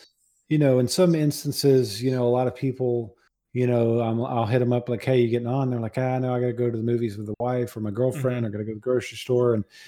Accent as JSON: {"language": "English", "town": "Jacksonville", "region": "Florida", "country": "United States", "said": "Jacksonville, Florida."}